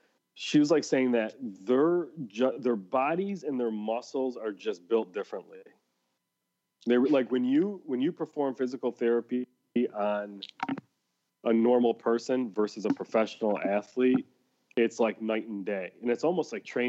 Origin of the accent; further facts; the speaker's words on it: Midwest, United States; growing up in the Midwest.